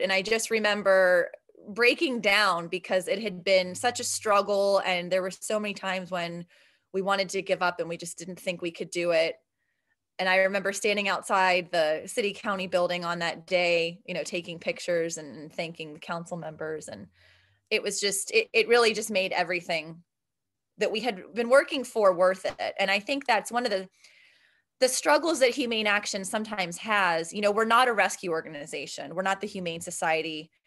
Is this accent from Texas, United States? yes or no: no; Steubenville, Ohio, United States; moved away as an adult; now in Pittsburgh, United States; I'm from Steubenville, Ohio, which is about forty-five minutes outside of Pittsburgh